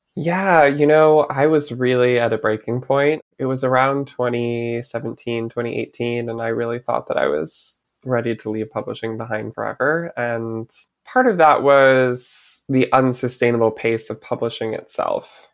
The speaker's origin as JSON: {"language": "English", "region": "Michigan", "country": "United States", "tie": "born or raised there", "moved": "as an adult", "lives_now": "New York, United States", "said": "growing up in Michigan"}